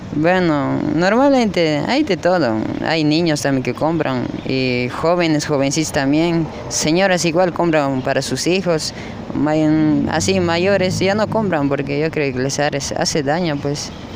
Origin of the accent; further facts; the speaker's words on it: Cochabamba, Bolivia; also born or lived in Chapare, Cochabamba; now in Santa Cruz de la Sierra, Bolivia; yo vengo de Cochabamba